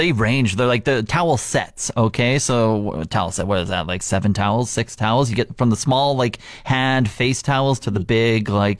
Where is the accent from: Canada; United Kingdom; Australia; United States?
Canada